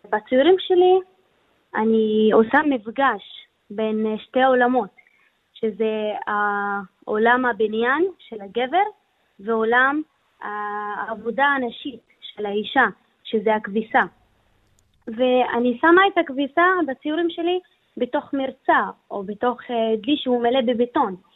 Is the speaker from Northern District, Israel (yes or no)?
yes; Beit Zarzir, Northern District, Israel; אני גם בדואית